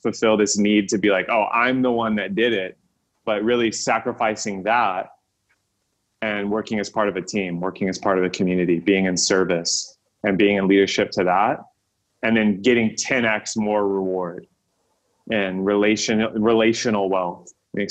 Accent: Texas, United States; moved away as an adult; also born or lived in California; leaving my home state of Texas, moving to California

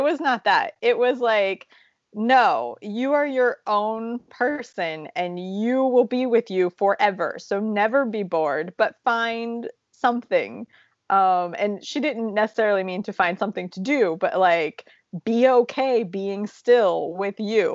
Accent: Ohio, United States; moved away; we're from Ohio

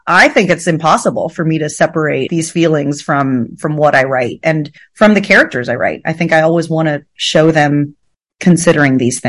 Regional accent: Uvalde, Texas, United States; moved away; Uvalde was my home.

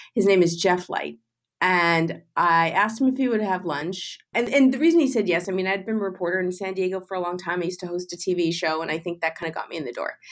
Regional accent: Canada; moved away; I grew up in Canada

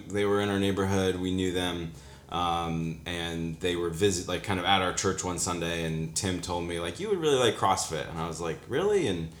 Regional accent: Vermont, United States; moved away as an adult; also born or lived in Williamsport, Pennsylvania / Massachusetts; now in Pittsburgh, United States; I was born and raised in Vermont.

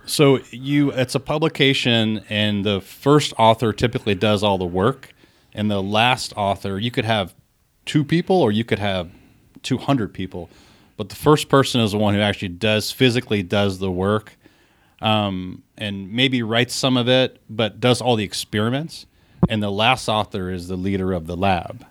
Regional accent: Columbus, United States; when I was a kid growing up in Columbus

